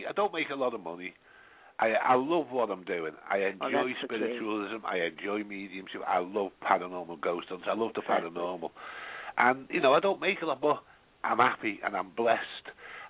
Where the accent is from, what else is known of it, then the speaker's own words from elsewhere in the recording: Liverpool, North West England, United Kingdom; accent: Scouser; also born or lived in London / Stafford; now in North Yorkshire, United Kingdom; I'm from Tochter.